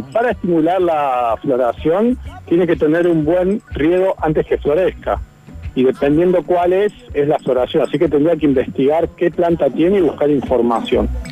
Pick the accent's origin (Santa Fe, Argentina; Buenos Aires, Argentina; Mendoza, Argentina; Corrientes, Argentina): Buenos Aires, Argentina; now in Córdoba, Argentina; yo que soy de Buenos Aires